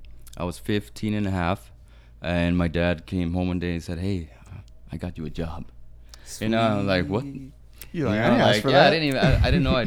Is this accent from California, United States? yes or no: yes; Palm Springs, California, United States; also born or lived in Guadalajara, Mexico; Well, I'm from Guadalajara, born in Guadalajara, but I landed here in Palm Springs when I was 5 years old, and I've been in the Valley ever since.